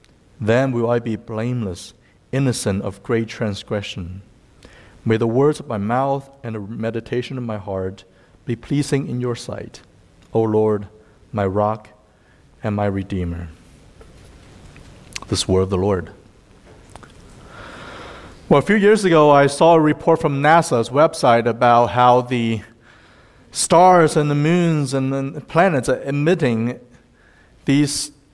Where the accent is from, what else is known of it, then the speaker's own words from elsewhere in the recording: Fairfield, Ohio, United States; also born or lived in China; now in Cincinnati, United States; I was born in China, and I lived in the U.S. since I was 12. I actually went to middle school and high school in Fairfield, just west of here, and then lived in the East Coast for about 11 years and came back to Cincinnati 2 years ago.